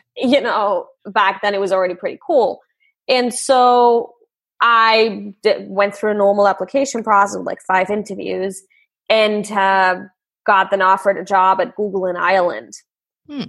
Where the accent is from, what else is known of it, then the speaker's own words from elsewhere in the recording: Austria; I grew up in Austria